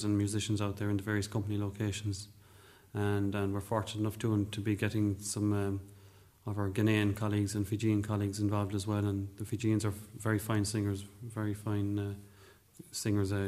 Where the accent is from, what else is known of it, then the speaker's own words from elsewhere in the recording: Cork, Munster, Ireland; I was born in Cork